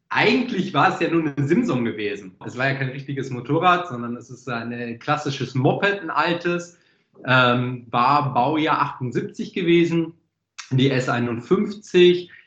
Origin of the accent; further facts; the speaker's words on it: Netherlands; born there; Ich bin ja Holländer gebürtig.